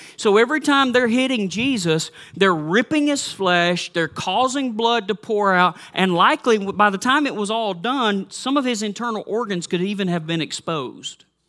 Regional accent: the South, United States; moved away; I grew up in the South

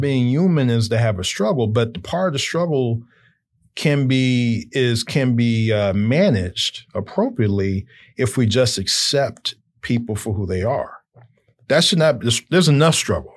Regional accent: Chicago, Illinois, United States; also born or lived in Indiana; I grew up in Chicago

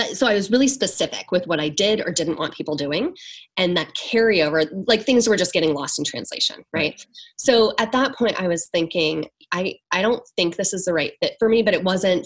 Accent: near Seattle, Washington, United States; In Washington. Okay. Near Seattle.

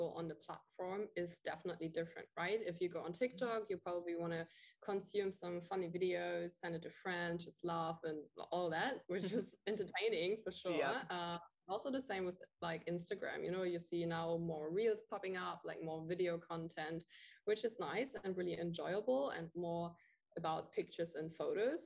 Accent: Germany; moved away as an adult; now in Bali, Indonesia; I'm from Germany

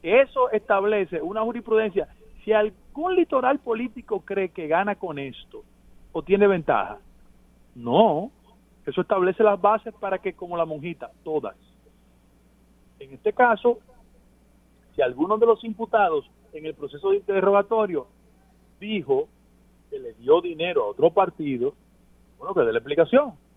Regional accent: Dominican Republic; como dominicano

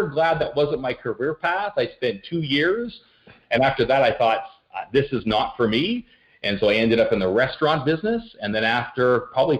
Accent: Ottawa, Ontario, Canada; I grew up just outside of Ottawa, so in the PN, Ontario, little suburb of Ottawa in the nation's capital

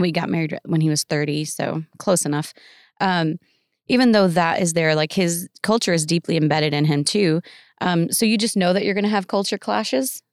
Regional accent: Tennessee, United States; moved away; also born or lived in India; I come from Tennessee, so it's just we're very, like, "Oh, bless your heart

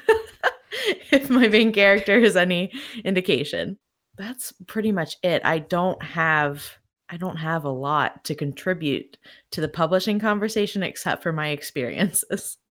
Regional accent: Pennsylvania, United States; I'm from Pennsylvania, there are a lot of cities around here that end in Berg

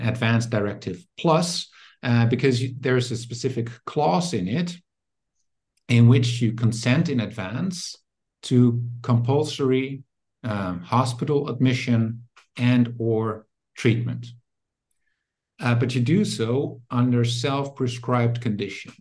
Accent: Netherlands; now in Germany; I'm originally from the Netherlands, but I work in Germany now

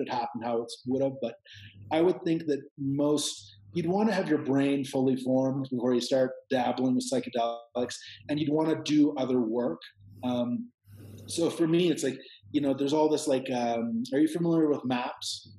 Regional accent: Canada; now in Peru; I'm Canadian

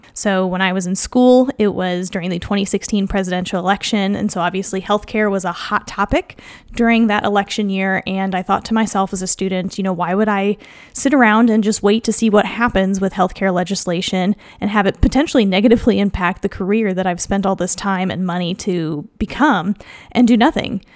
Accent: Kansas City, Missouri, United States; also born or lived in New York / Iowa; I'm from Kansas City, Missouri. So after I graduated from Columbia, I returned home to Kansas City

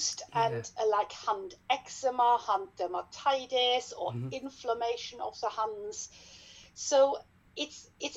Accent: Germany; accent: German; English is a second language; moved away as an adult; also born or lived in Hanover, Germany; now in Leeds, United Kingdom; I trained in dermatology back in Germany. Yes, you can hear from my accent probably

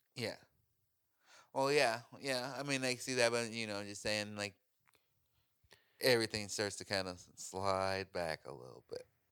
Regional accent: Chicago, Illinois, United States; moved away; also born or lived in Oregon; I grew up in Chicago, but I never felt like I belonged in Chicago.

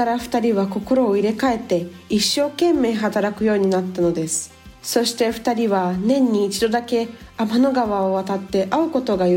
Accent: Brazil; also born or lived in Japan; nasci no Japão e sempre estudei na escola japonesa. No meu podcast, eu falo um pouquinho sobre a cultura do Japão e do meu país, que é o Brasil.

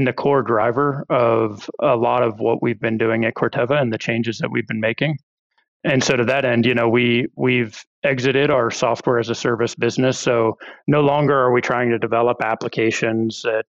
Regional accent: Ohio, United States; moved away as an adult; I grew up farming in Ohio. My family's got a fourth generation corn and soy farm over there

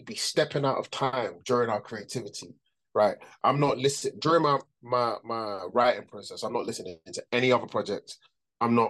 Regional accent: London, United Kingdom; I grew up in London, though

